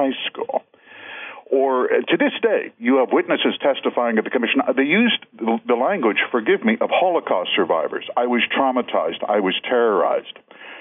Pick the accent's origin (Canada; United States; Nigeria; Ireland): Canada; Manitoba; I'm from Manitoba, so we are economical with our language